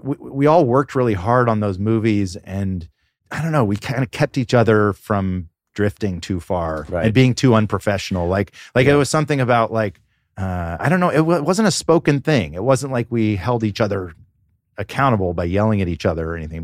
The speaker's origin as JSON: {"language": "English", "town": "Atlanta", "region": "Georgia", "country": "United States", "tie": "born or raised there", "said": "I grew up in Atlanta"}